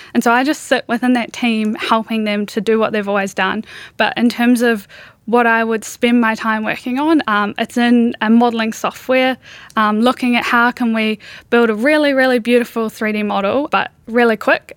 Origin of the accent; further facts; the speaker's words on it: New Zealand; growing up in New Zealand